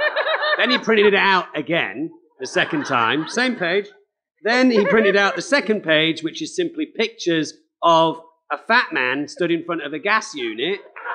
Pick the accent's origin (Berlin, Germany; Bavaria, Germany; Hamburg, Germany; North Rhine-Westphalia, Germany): Berlin, Germany; born there; No, I wasn't. I was born in Berlin.